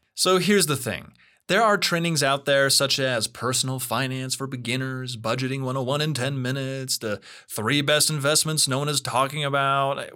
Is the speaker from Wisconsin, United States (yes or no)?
no; Utah, United States; I'm originally from Utah